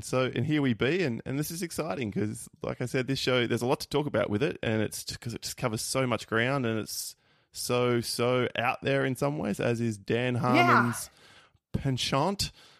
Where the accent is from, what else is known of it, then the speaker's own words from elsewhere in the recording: Australia; Wayne and I, we're obviously an Australian podcast